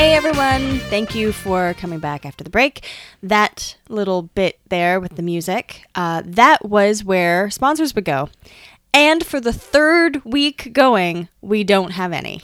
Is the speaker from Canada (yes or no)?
yes; Canada; also born or lived in Hamilton; I'm from Canada